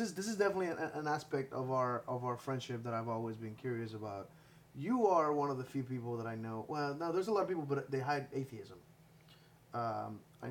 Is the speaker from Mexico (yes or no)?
yes; Mexico; moved away; I was born in Mexico